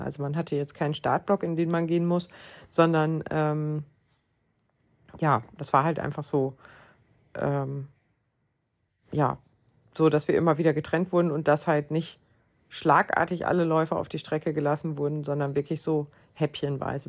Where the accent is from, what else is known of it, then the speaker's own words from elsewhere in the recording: Lower Saxony, Germany; Aber ich komme ja aus Niedersachsen